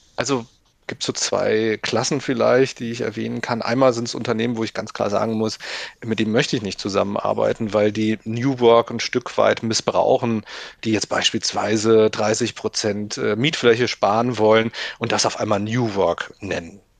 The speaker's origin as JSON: {"language": "German", "town": "Limburg an der Lahn", "region": "Hesse", "country": "Germany", "moved": "yes", "lives_now": "Berlin, Germany", "said": "ich stamme aus Limburg an der Lahn"}